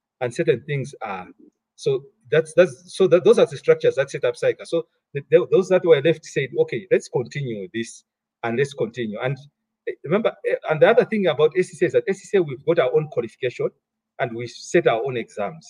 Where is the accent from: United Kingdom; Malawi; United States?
Malawi; moved away as an adult; I was born, I grew up in Malawi.